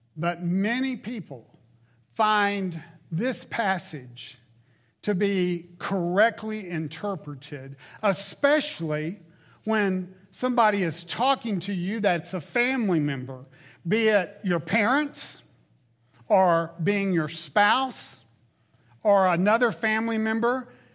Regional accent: the South, United States; moved away; Growing up in the South

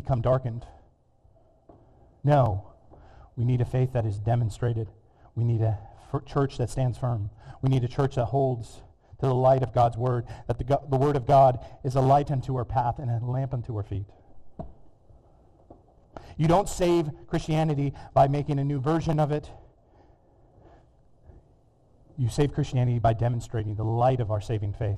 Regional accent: California, United States; moved away; My home state of California

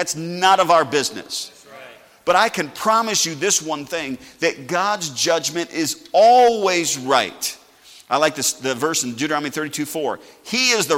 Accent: United States; I'm still glad I'm an American

